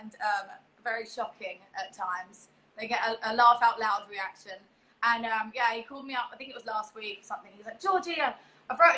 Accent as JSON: {"language": "English", "region": "London", "country": "United Kingdom", "tie": "born or raised there", "also_born_or_lived": "East Hollywood, Los Angeles", "moved": "as an adult", "lives_now": "Los Angeles, United States", "said": "I'm from East London. I'm in East Hollywood"}